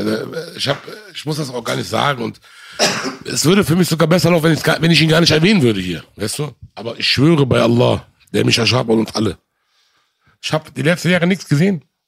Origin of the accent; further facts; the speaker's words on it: Germany; Aber ich bin hier groß geworden, ich bin hier geboren, ich kenne nur das hier.